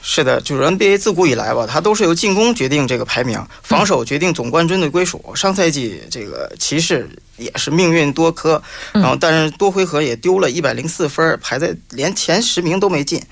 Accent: China; 里皮的这个意大利的这个体系特别适合我们中国人

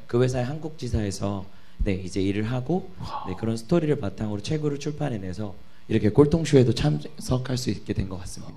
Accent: Anyang, Gyeonggi Province, South Korea; 제가 안양 출신이니까

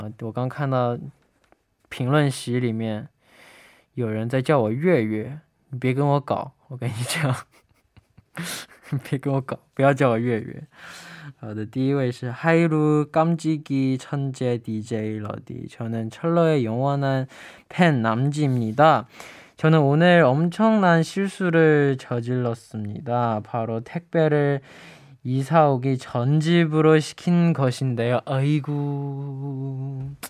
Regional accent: Malaysia; 乐乐好，

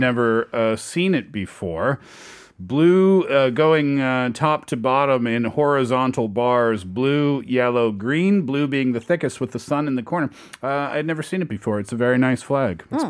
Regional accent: Denver, Colorado, United States; now in Seoul, South Korea; I'm originally from Denver, but I've been living in Hongdae

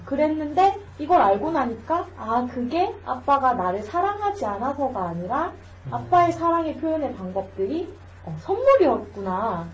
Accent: Changwon, South Gyeongsang, South Korea; accent: Gyeongsang; now in Gimhae, South Korea; 저는 경남 마산 출신이죠

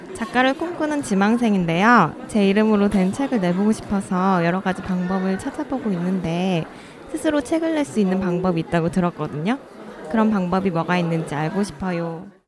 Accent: Busan, South Korea; 제가 부산 사람이라

